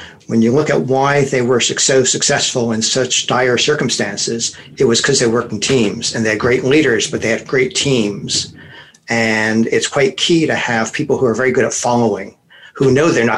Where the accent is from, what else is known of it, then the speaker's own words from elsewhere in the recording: United States; now in London, United Kingdom; I'm American, but I live in London